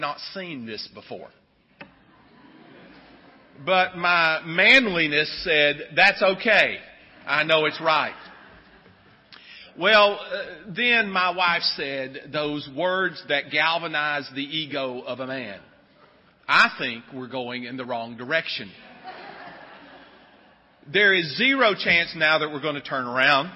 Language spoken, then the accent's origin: English; Sylva, North Carolina, United States; I grew up in Silva, North Carolina, I didn't really grow up even in town